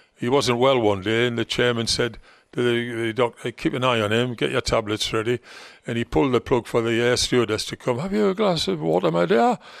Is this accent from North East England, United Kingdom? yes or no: yes; Gateshead, North East England, United Kingdom; accent: Geordie; moved away; Gateshead, my hometown team